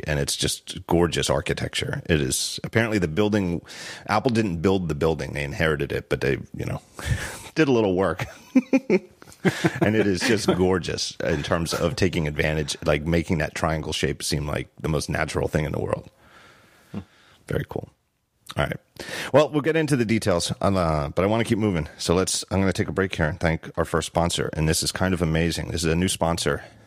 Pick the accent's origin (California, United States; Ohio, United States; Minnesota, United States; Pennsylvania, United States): Pennsylvania, United States; Philadelphia; I'm from Philly